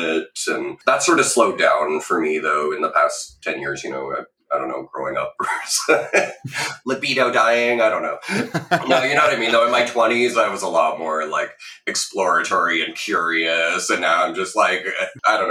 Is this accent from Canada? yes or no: yes; Ottawa, Ontario, Canada; also born or lived in Peterborough, Ontario; I grew up in Ottawa, started in Catholic schools